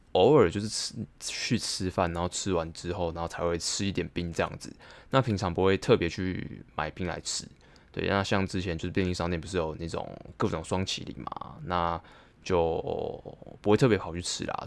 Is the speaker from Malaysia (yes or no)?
no; Taipei, Taiwan; 信义区算是我的，我的生活圈啊，就是我就在那边长大，然后在那边打工